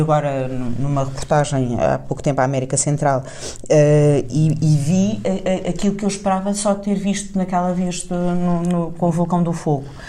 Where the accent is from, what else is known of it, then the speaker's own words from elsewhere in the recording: Tavira, Algarve, Portugal; Tavira é a minha terra, não é? o, o lugar uh, onde, onde eu me formei a, a, cabeça